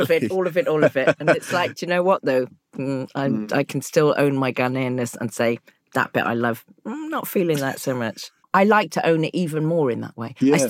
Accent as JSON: {"language": "English", "region": "South West England", "country": "United Kingdom", "tie": "born or raised there", "lives_now": "London, United Kingdom", "said": "Like when I first moved to London, it's like, is there a hostility between? Because I grew up in the Cotswolds and we were all just black."}